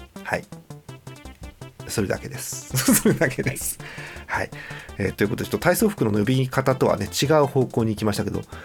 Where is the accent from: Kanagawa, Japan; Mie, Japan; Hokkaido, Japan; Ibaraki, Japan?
Hokkaido, Japan; 北海道民なんで